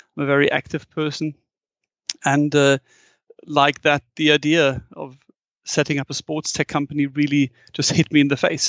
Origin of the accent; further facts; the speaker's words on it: Frankfurt, Hesse, Germany; English is a second language; I'm born and raised in Frankfurt, and Frankfurt is one of the few European cities with a big skyline.